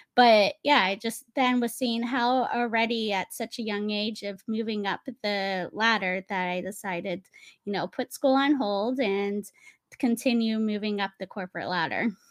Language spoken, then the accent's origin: English; Naples, Florida, United States; moved away as an adult; also born or lived in New York City / Napa Valley; growing up in Naples, Florida, and then having the opportunity to transfer to New York City